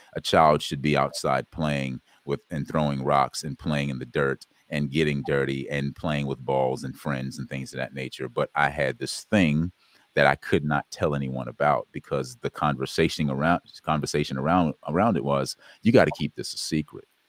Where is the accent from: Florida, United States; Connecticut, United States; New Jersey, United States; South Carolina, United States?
South Carolina, United States; I was born in South Carolina